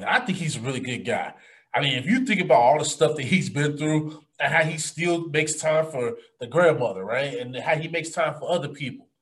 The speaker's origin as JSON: {"language": "English", "town": "Chicago", "region": "Illinois", "country": "United States", "tie": "born or raised there", "said": "we come from the South Side"}